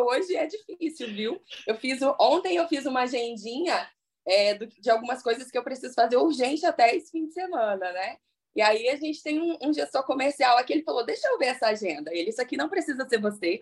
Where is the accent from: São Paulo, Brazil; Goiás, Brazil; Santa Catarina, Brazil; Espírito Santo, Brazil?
Espírito Santo, Brazil; also born or lived in Paraná; now in Vitória, Brazil; eu comecei a fazer curso aqui em Vitória, que eu sou do Espírito Santo